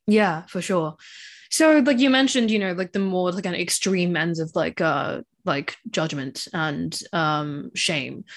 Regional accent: Hong Kong; I grew up in Hong Kong

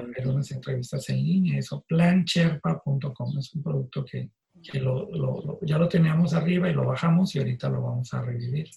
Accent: Tijuana, Baja California, Mexico; also born or lived in Mexicali; yo soy de Mexicali, yo nací en Mexicali, pero a los dos años mi familia se mudó a Tijuana

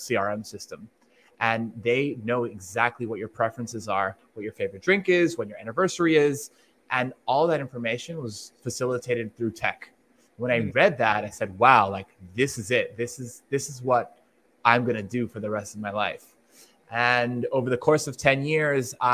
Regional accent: Miami, Florida, United States; I'm from Miami

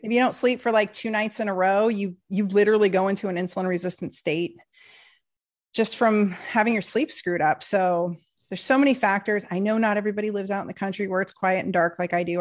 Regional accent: Portland, United States; I am a liberal from Portland

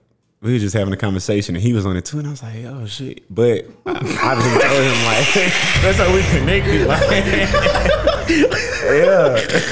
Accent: Garland, Texas, United States; also born or lived in South Dallas / DeSoto / Cedar Hill; I grew up in Garland, and then like my family's from South Dallas, and then I transferred to DeSoto, and I went to Cedar Hill too.

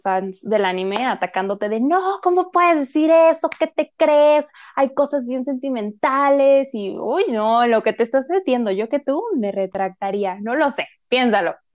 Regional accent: Mexico City, Mexico; somos de la Ciudad de México

